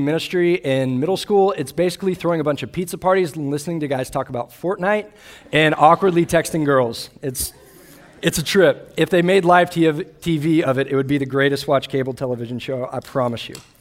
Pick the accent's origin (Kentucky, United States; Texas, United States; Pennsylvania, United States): Texas, United States; Austin; I grew up in Austin, Texas, where I grew up a Longhorn fan